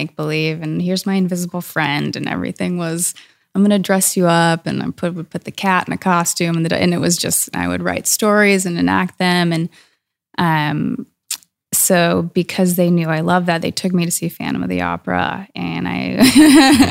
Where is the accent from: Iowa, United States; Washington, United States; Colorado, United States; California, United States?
Washington, United States; Woodinville; also born or lived in Scotland; I'm from Woodinville and I grew up